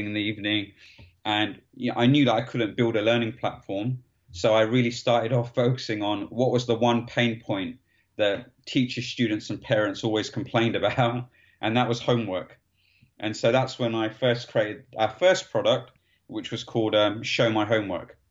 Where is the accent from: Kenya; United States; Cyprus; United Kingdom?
United Kingdom; London; I grew up in East London